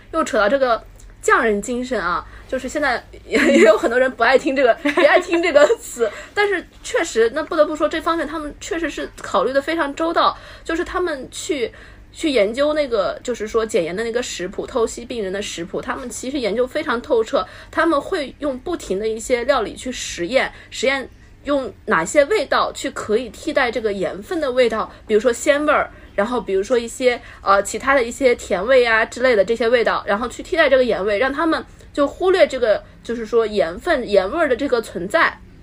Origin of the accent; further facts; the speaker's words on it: Lanzhou, Gansu, China; moved away as an adult; also born or lived in Japan; now in Shenzhen, China; 我们老家是在西北，然后兰州，兰州拉面的那个兰州，对。然后在兰州嗯。，然后我从兰州来到了深圳 然后我现在就一直在深圳就是说工作啊，然后去住啊之类的